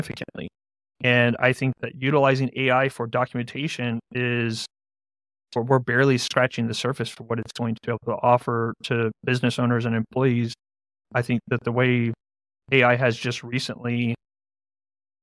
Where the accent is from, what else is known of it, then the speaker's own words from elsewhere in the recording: San Antonio, Texas, United States; I'm from San Antonio, Texas